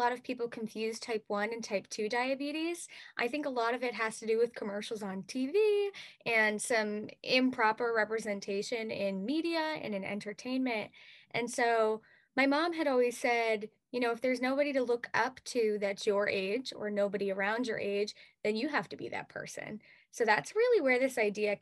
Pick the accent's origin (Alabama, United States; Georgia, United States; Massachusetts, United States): Massachusetts, United States; Lakeville; I am from Lakeville, Massachusetts. And this year, I'm actually representing my hometown of Lakeville